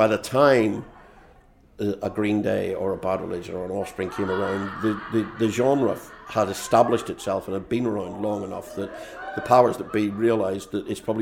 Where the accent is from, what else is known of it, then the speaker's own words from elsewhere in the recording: Belfast, Northern Ireland, United Kingdom; moved away as an adult; also born or lived in London / Newcastle; now in Chicago, United States; I grew up in Belfast. I lived in London for 11 years. I lived in Newcastle for 15 years. And I've now been in Chicago for about 15 years